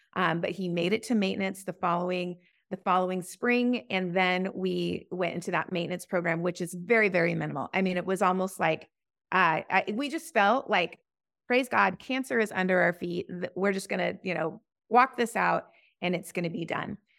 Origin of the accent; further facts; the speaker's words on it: Boise, Idaho, United States; I was blessed to grow up in a Christian home here in, um, uh, in Boise